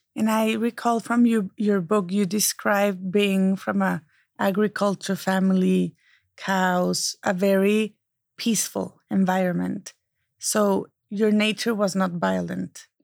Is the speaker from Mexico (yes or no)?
yes; Mexico; now in United States; I can still be Mexican, and I can be a proud American.